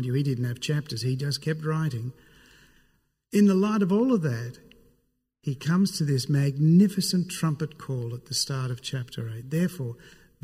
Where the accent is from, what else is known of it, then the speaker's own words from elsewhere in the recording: Sydney, New South Wales, Australia; I'm from Sydney.